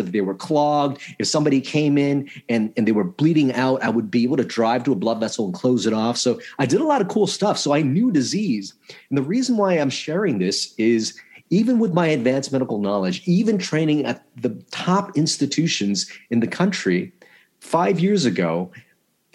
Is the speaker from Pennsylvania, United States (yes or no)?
no; Los Angeles, California, United States; also born or lived in Vietnam / Philippines; I grew up in Chinatown, LA, which is really poor immigrant neighborhood at the time